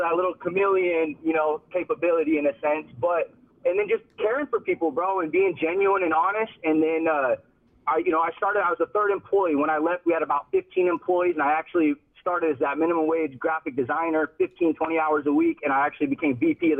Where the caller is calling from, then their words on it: Seattle, Washington, United States; From Seattle, Washington.